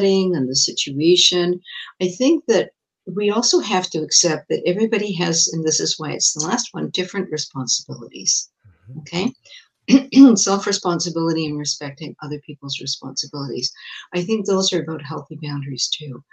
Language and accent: English; England, United Kingdom; now in Montreal, Canada; I was born in England and I had a kind of pretty traditional, pretty strict British upbringing